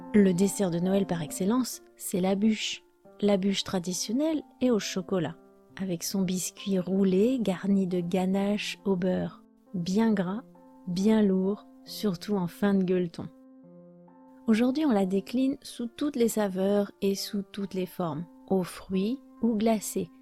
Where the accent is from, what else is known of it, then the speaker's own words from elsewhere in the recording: France; je suis française